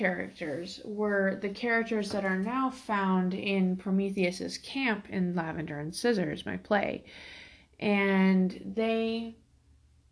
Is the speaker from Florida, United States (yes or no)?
no; Fort Worth, Texas, United States; now in Alaska, United States; I am originally from Fort Worth, Texas, but I live in Alaska now.